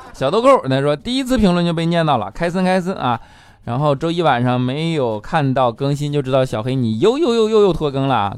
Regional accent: northern China, China; 我作为一个北方人

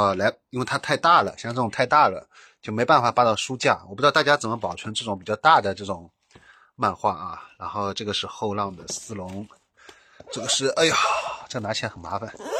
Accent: Shanghai, China; 就是我用我是上海人嘛，我正好就又是在这边

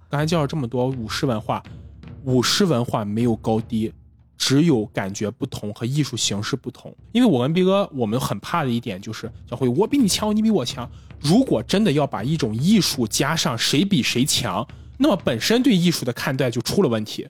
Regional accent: northern China, China; 我们俩作为北方人，现在我们家族可能我们也有亲戚

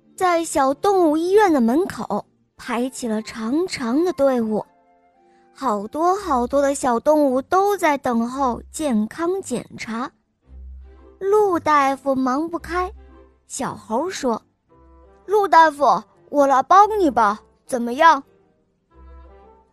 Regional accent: Dalian, Liaoning, China; 我今年四岁了，我来自大连。

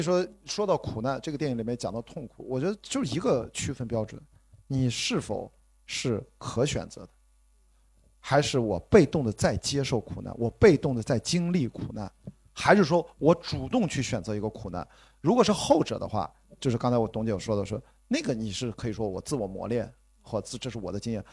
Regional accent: Qingdao, Shandong, China; 我在青岛长大

